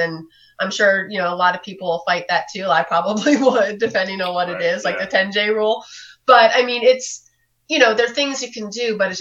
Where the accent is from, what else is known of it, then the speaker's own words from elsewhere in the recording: New York City, New York, United States; I grew up in New York City